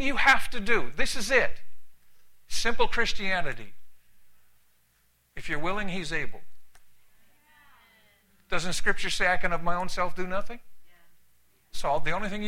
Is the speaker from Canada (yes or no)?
yes; Canada; also born or lived in San Antonio, Texas / California; now in United States; I'm Canadian. I'm Canadian by birth